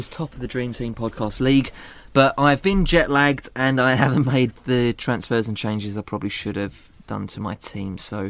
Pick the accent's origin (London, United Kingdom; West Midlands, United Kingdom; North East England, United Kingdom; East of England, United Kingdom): London, United Kingdom; Dagenham; also born or lived in Croydon; I grew up in Dagenham.